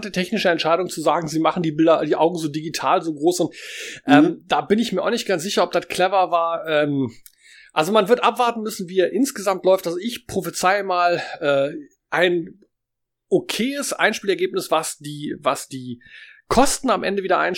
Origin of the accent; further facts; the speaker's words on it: Germany; Ähm, wir sind mit der großen ersten Manga-Welle aufgewachsen in Deutschland